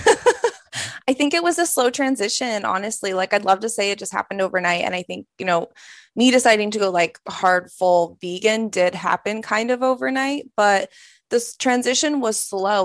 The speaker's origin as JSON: {"language": "English", "area": "outside Boulder", "region": "Colorado", "country": "United States", "tie": "born or raised there", "also_born_or_lived": "San Francisco", "moved": "as an adult", "said": "I grew up in Colorado, so I grew up in the kind of the country, like twenty minutes outside of Boulder"}